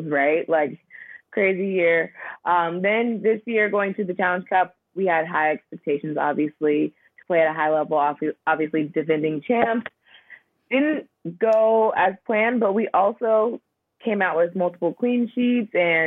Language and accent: English; Southern California, United States; moved away as an adult; also born or lived in Florida / Buffalo, New York / Norway; I grew up in Southern California, went to college in Florida